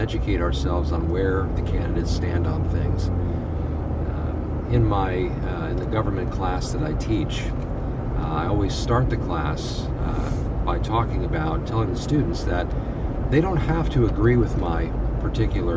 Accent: United States; here as American believers

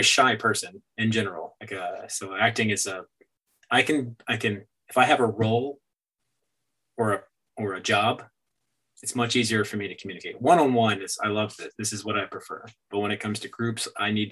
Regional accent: Myrtle Beach, South Carolina, United States; moved away as an adult; also born or lived in Hawaii / New York; I stayed in my hometown, growing up where I grew up in Myrtle Beach

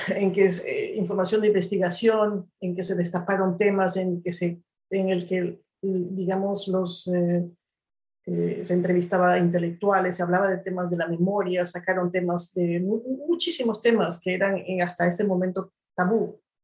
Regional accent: Ayacucho, Peru; moved away as an adult; also born or lived in China; desde mi experiencia como peruana, además desde las cosas que yo he vivido en el Perú, porque yo estudié en la universidad en el Perú

